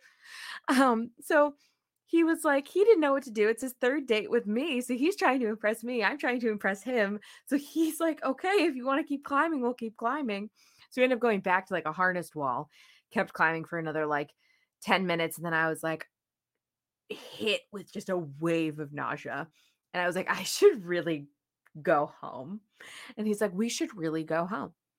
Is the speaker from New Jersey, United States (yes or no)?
yes; New Jersey, United States; moved away as an adult; also born or lived in Saint Louis; I was from New Jersey